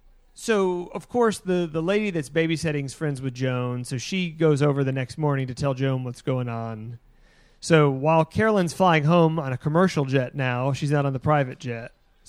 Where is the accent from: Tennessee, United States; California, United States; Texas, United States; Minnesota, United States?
Tennessee, United States; Tennessee's own, my home state.